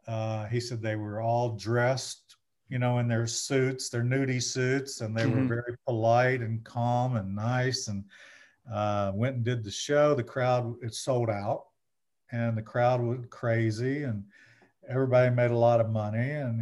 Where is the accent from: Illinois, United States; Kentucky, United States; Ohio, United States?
Kentucky, United States; Bardstown; I'm this guy from Bardstown, Kentucky.